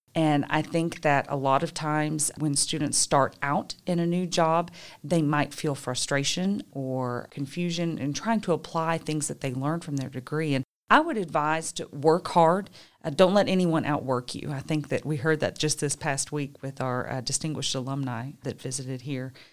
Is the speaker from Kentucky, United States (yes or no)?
yes; Richmond, Kentucky, United States; also born or lived in Ruston, Louisiana; I was born and raised right here in Richmond